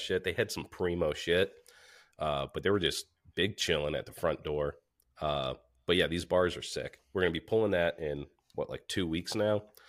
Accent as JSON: {"language": "English", "region": "New Hampshire", "country": "United States", "said": "we're from New Hampshire"}